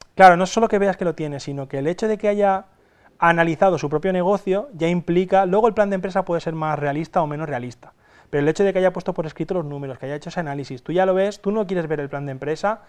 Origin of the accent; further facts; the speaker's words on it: Castalla, Valencian Community, Spain; vengo de, Castalla, es un pueblecito de 10.000 habitantes, que está situado en el interior de Alicante